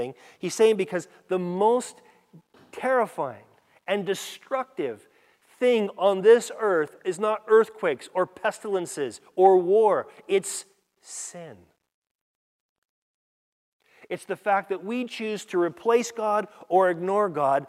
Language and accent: English; California, United States; I grew up in California